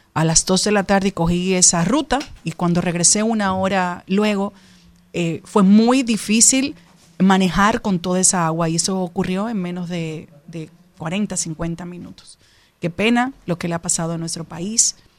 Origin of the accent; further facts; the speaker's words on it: Dominican Republic; Yo particularmente como dominicana